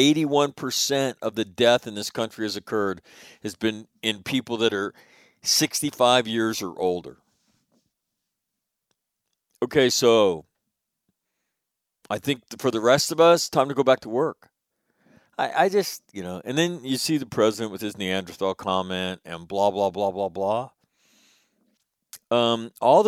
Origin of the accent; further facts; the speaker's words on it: California, United States; my home state of California